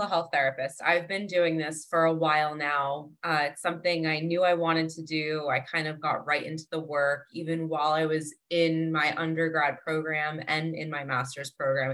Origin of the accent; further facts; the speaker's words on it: New Jersey, United States; also born or lived in Boston, Massachusetts; now in Delray Beach, United States; I'm originally from New Jersey.